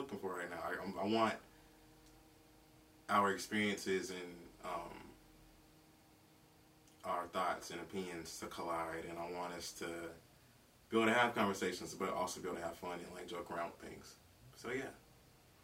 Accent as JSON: {"language": "English", "town": "Greenville", "region": "South Carolina", "country": "United States", "also_born_or_lived": "Macon, Georgia / Philadelphia, Pennsylvania", "lives_now": "Columbia, United States", "said": "I'm from Greenville, Spartanburg, South Carolina"}